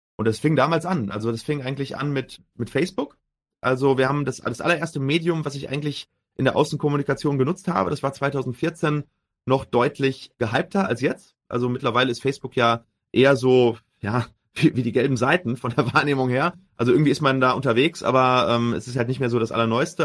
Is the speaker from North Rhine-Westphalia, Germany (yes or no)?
yes; Herne, North Rhine-Westphalia, Germany; also born or lived in Duisburg / Münster; bin geboren in Duisburg, aufgewachsen in Herne im schönen Ruhrgebiet